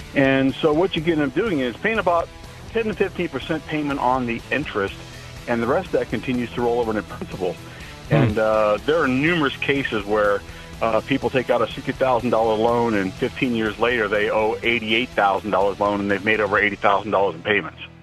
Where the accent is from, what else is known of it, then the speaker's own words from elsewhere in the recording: Akron, Ohio, United States; I was raised in Akron, Ohio